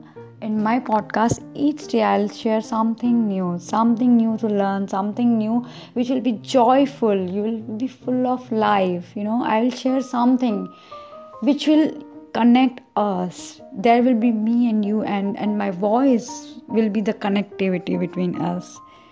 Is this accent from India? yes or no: yes; India; I am from Bharat.